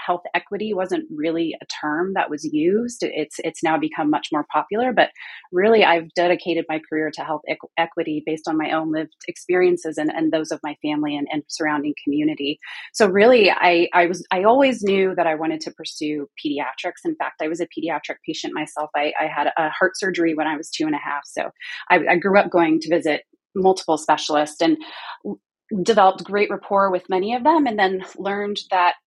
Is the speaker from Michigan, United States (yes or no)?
no; Houston, Texas, United States; also born or lived in California / East Coast; now in North Carolina, United States; I grew up in Houston, trained in California mostly, spent some time on the East Coast, and now I'm in North Carolina